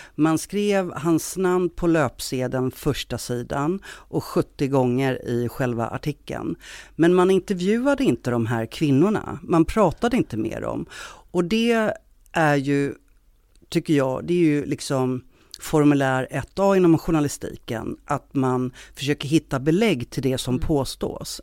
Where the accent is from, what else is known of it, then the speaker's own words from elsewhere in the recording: Stockholm, Stockholm County, Sweden; moved away as an adult; now in Gothenburg, Sweden; Jag är från Stockholm, men jag har bott i Göteborg ganska många år nu